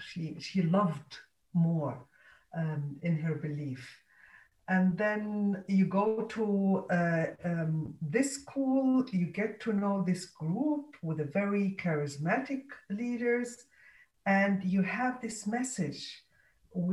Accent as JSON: {"language": "English", "country": "Egypt", "tie": "born there", "also_born_or_lived": "different countries", "said": "I was born in Egypt. My mother has Egyptian roots there."}